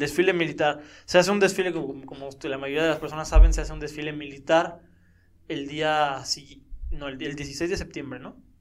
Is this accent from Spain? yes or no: no; Mexico